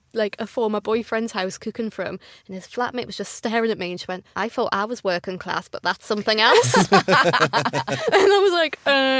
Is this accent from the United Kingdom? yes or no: yes; Newcastle, North East England, United Kingdom